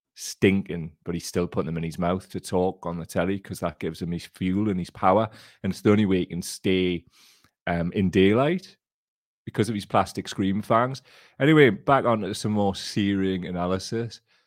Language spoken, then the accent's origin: English; Blaydon constituency, North East England, United Kingdom; I grew up in the Bladen constituency